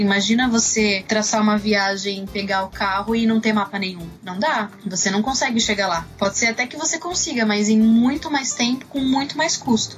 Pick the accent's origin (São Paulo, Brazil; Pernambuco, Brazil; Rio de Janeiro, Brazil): São Paulo, Brazil; moved away as an adult; now in Lisbon, Portugal